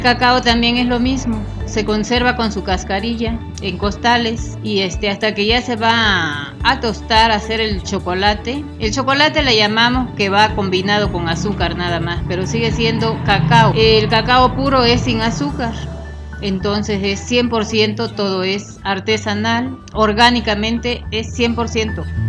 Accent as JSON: {"language": "Spanish", "region": "Chiapas", "country": "Mexico", "tie": "born or raised there", "moved": "yes", "said": "cada familia tiene un pedacito que le llamamos cafetal ahí en Chiapas"}